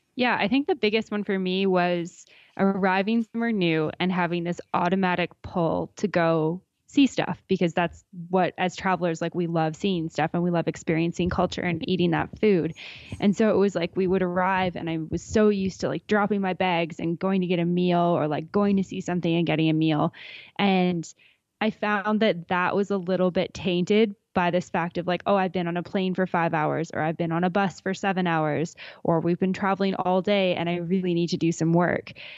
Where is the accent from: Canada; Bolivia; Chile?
Canada; Alberta; I grew up in Alberta. I grew up not far from Canmore, about an hour east towards Calgary.